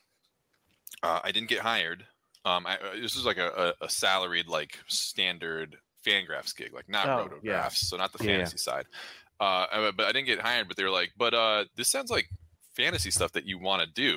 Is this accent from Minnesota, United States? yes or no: no; Orange County, California, United States; moved away as an adult; now in Hawaii, United States; So I was born in California. I'm from Orange County